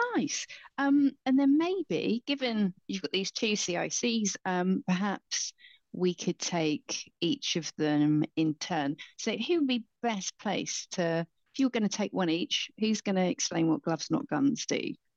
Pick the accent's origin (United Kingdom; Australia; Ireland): United Kingdom; Basingstoke, South East England; I grew up in Basingstoke